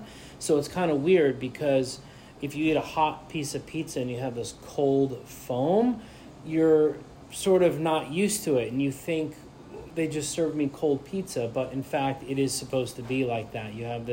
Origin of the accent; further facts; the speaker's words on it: United States; also born or lived in New Jersey; now in Seattle, United States; I grew up on the East Coast in New York and New Jersey